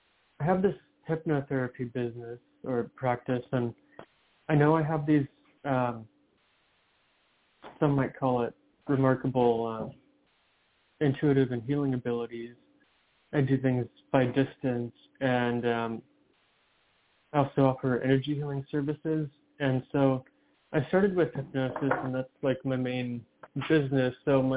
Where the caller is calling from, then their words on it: Seattle, Washington, United States; I'm calling from Seattle.